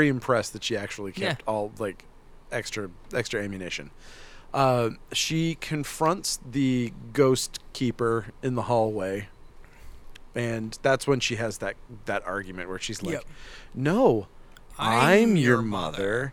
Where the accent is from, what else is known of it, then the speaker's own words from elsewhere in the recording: Northern Maine, United States; moved away; I'm from Northern Maine.